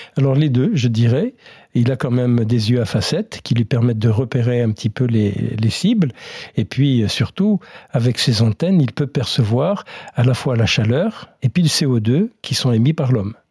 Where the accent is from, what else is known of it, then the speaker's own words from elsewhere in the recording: France; chez nous, en France métropolitaine